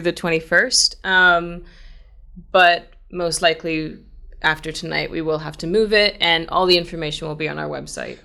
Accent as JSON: {"language": "English", "country": "United States", "said": "as an American"}